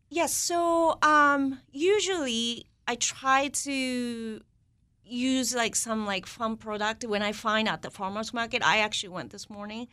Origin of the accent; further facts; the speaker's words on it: Kobe, Hyogo, Japan; moved away as an adult; now in Washington, D.C., United States; I grew up in Kobe, Japan.